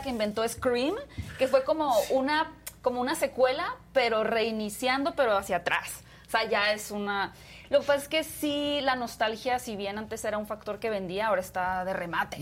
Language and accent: Spanish; Hermosillo, Sonora, Mexico; now in Mexico City, Mexico; yo soy de Hermosillo, originaria de Hermosillo